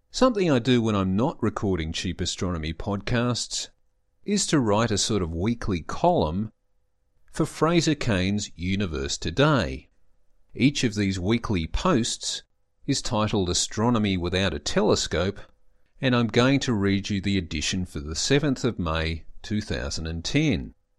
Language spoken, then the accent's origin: English; Canberra, Australian Capital Territory, Australia; I'm from Canberra